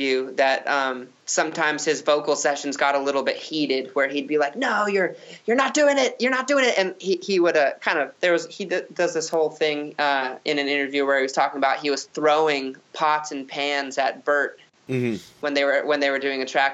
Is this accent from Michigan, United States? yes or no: no; Phoenix, Arizona, United States; I'm from Phoenix